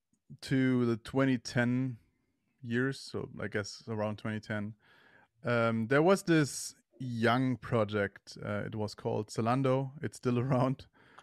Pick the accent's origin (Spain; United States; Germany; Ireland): Germany; I am from Germany.